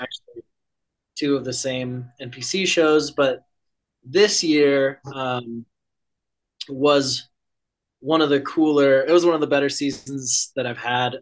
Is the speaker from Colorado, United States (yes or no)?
yes; Conifer, Colorado, United States; now in Eugene, United States; I'm from Conifer, Colorado